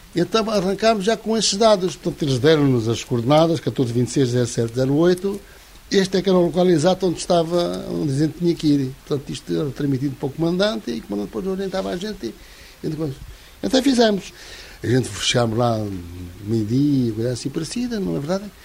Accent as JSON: {"language": "Portuguese", "town": "Santarém", "region": "Santarém District", "country": "Portugal", "said": "Nós somos de Santarém"}